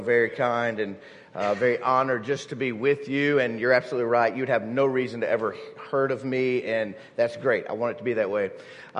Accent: Mississippi, United States; moved away as an adult; now in Alabama, United States; I grew up in Mississippi, so I'm a Mississippi State fan.

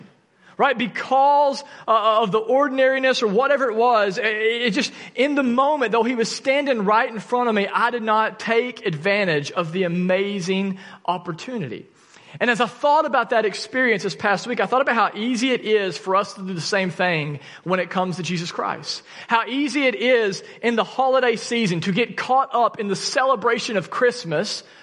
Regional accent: Arkansas, United States; I'm from Arkansas

